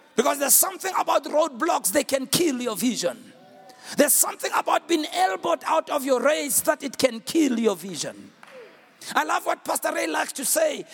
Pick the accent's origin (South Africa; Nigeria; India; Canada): South Africa; I'm a South African